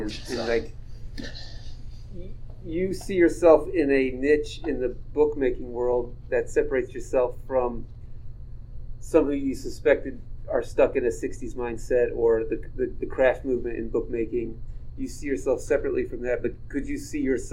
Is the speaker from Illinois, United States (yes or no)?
yes; Galesburg, Illinois, United States; I related as a painter growing up in Galesburg